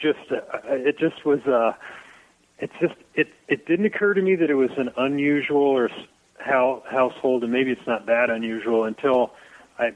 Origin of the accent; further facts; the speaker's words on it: Dayton, Ohio, United States; moved away; I grew up right on the whole area of Brown Street